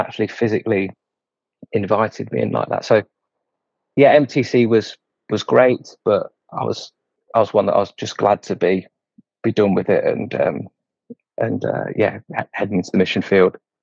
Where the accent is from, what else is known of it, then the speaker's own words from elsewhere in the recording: Leicester, East Midlands, United Kingdom; also born or lived in Scotland; I'm in Leicester, in England. Um, so I've not ventured too far from where I was born. Still in Leicester.